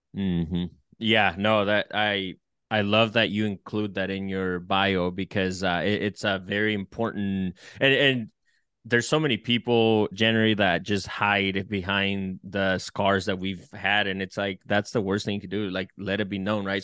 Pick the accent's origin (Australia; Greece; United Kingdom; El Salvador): El Salvador; now in United States; I'm from El Salvador